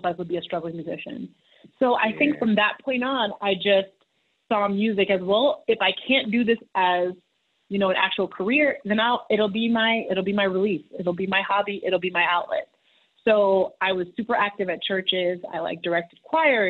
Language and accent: English; Long Island, New York, United States; moved away; also born or lived in Massachusetts / Haiti (ancestry); I grew up in Long Island, New York, and Massachusetts